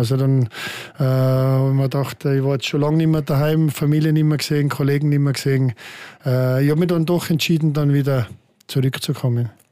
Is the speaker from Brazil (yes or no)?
no; Austria; moved away as an adult; now in Switzerland; mein enger Freundeskreis um meinen Heimatort herum, der ist immer noch mm, bestehend